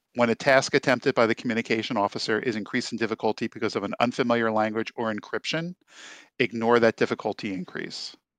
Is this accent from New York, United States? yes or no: no; New Jersey, United States; I was raised in South New Jersey